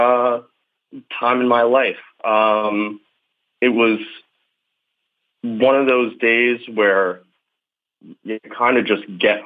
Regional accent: Long Island, New York, United States; now in Brooklyn, United States; I'm from Long Island, so it's suburban

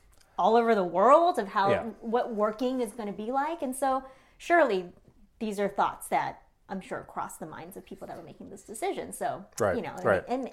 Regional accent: Bay Area, California, United States; both our families are here. We grew up in the Bay Area

